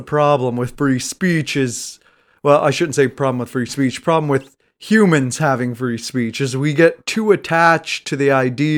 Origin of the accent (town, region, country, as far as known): United States